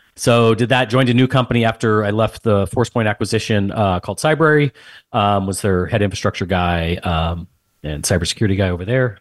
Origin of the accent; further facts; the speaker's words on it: San Antonio, Texas, United States; moved away as an adult; also born or lived in West Point, New York; born and raised in San Antonio, Texas. Um, grew up there, same house, everything